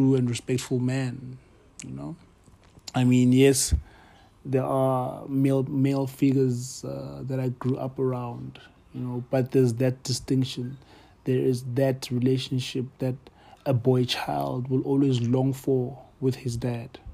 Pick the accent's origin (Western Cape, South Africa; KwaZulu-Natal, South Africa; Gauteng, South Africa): Gauteng, South Africa; Johannesburg; I grew up in Pimville